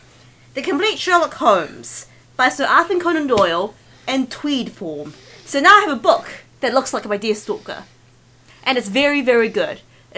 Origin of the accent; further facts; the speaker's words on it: China; accent: Chinese; English is a second language; Yes, just as I mentioned a Dr. Kiwi accent, so I won't be made fun of for my Chinese accent.